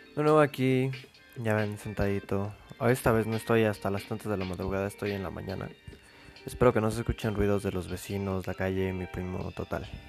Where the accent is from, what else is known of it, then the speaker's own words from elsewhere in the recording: Mexico; así somos los mexicanos